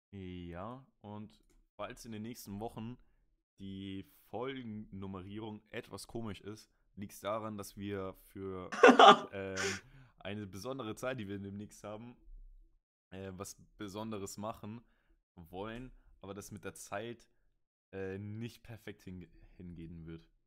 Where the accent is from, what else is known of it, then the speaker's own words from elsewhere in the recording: Germany; Und ich, ich als Deutsche hatte sonst halt kaum Bezug zu den Fußballern.